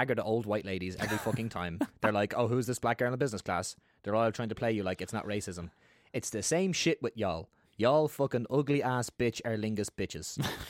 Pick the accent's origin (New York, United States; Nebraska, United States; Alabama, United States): New York, United States; New York City; now in Ireland; I'm like, what the fuck are you talking about? I'm from New York City. I don't even say shit like that.